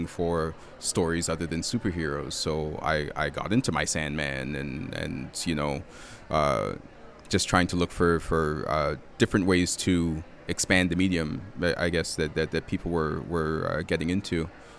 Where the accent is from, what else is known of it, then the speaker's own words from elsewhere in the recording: Toronto, Ontario, Canada; I'm from Toronto, which has a very robust comic book scene